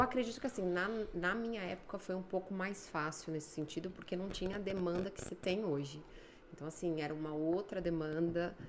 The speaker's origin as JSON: {"language": "Portuguese", "region": "São Paulo", "country": "Brazil", "also_born_or_lived": "Espírito Santo", "moved": "as an adult", "lives_now": "Canada", "said": "Fazia administração de empresas no Mackenzie, em São Paulo. Sou de São Paulo."}